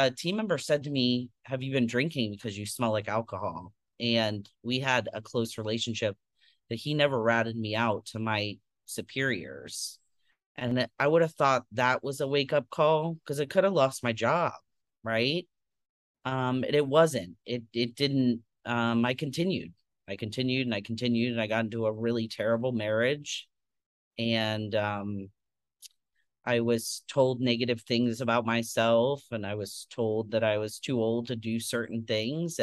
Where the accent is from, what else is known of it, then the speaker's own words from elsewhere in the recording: Tampa, Florida, United States; I grew up in Tampa, Florida